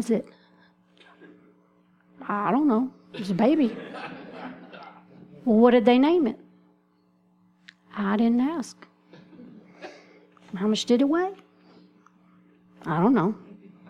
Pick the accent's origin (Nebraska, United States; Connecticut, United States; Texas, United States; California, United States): Texas, United States; moved away; I'm from Texas, so that's what we call them there